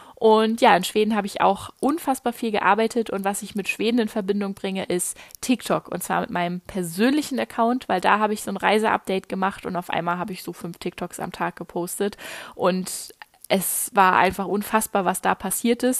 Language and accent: German; Germany; moved away as an adult; einen Moment bleibe ich erstmal hier in Deutschland